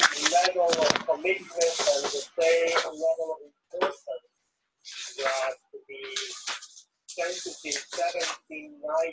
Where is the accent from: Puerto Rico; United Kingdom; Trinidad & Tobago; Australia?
Puerto Rico; moved away; I was born, I grew up in Puerto Rico.